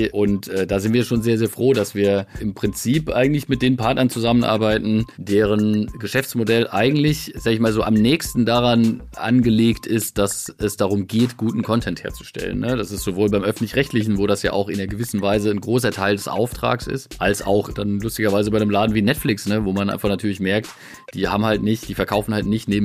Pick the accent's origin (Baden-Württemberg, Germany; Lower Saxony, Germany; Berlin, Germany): Baden-Württemberg, Germany; Biberach an der Riss; freut mich natürlich auch sehr, dass du direkt erstmal mit meiner Heimat anfängst. Äh, dazu muss man tatsächlich wissen, dass wir äh, äh, in Biberach an der Riss ja ein großes Pharmaunternehmen haben